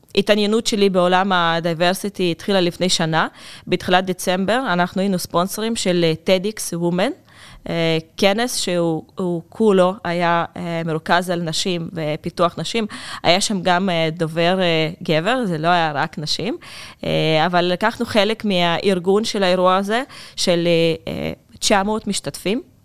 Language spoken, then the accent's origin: Hebrew; Russia; accent: Russian; Hebrew is a second language; now in Israel; זה שוק שהוא מאוד קרוב לליבי. אפשר לשמוע את זה מהמבטא שלי